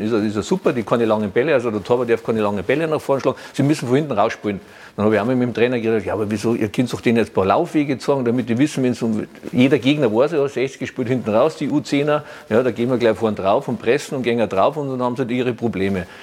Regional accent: Germany; bei uns in Deutschland

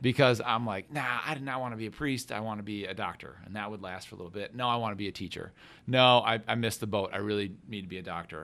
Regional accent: Grand Rapids, Michigan, United States; moved away as an adult; now in Notre Dame, United States; I'm originally from Grand Rapids, Michigan. I grew up, I'm the oldest of six

